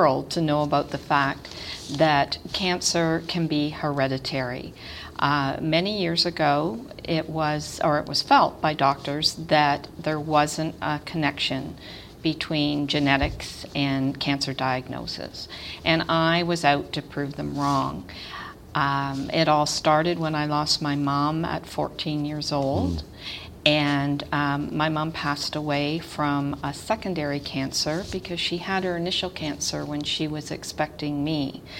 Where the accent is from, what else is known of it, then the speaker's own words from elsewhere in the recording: Toronto, Ontario, Canada; I grew up in Toronto, west end of Toronto